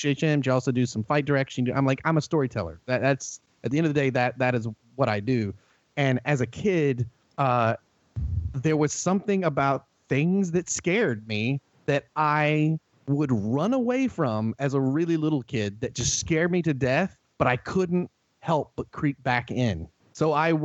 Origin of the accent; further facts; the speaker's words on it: North Carolina, United States; accent: Southern; we lived out in the boonies in North Carolina. So it was next to the woods. Boy, see when I said that, how thick my Southern accent got just then?